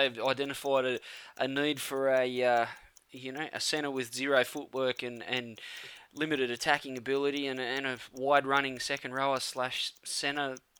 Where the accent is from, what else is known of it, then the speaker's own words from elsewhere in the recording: Campbelltown, New South Wales, Australia; because I'm from Campbelltown.